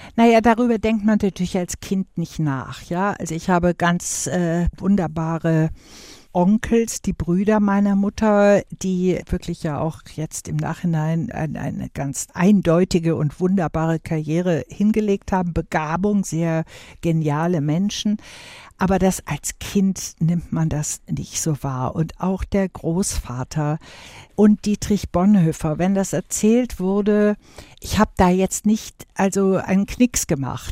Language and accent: German; Wuppertal, North Rhine-Westphalia, Germany; bei uns zu Hause in Wuppertal damals bis ich zwölfeinhalb war